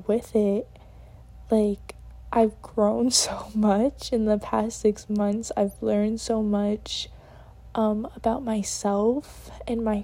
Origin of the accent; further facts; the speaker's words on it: New York, United States; moved away as an adult; now in Connecticut, United States; I'm from New York, but I do go to school in Connecticut, and I'm out of state